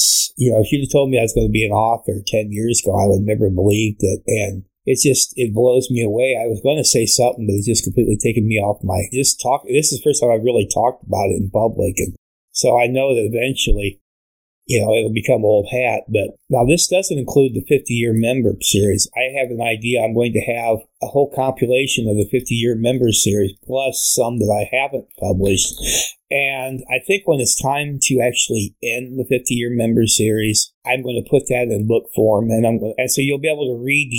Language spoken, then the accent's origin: English; Fort Wayne, Indiana, United States; moved away; my hometown in Fort Wayne